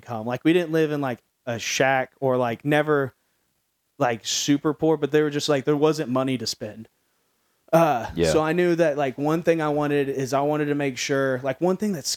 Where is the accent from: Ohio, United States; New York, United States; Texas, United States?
Texas, United States; Midlothian; now in Dallas, United States; I grew up in Midlothian, which at the time was like a more rural community.